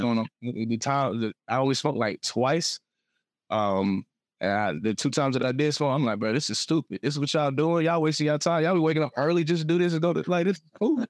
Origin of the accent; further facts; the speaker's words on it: Atlanta, Georgia, United States; also born or lived in Smyrna, Georgia / Beijing, China; I'm from Atlanta.